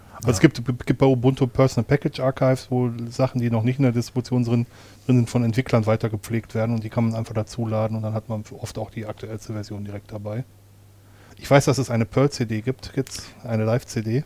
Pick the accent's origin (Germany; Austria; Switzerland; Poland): Germany; Ruhr area, North Rhine-Westphalia; in meiner Heimatregion